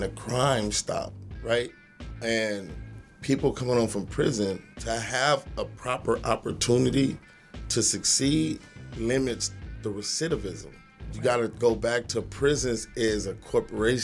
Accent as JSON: {"language": "English", "town": "Los Angeles", "region": "California", "country": "United States", "tie": "born or raised there", "said": "I'm from Watts. I'm from the projects"}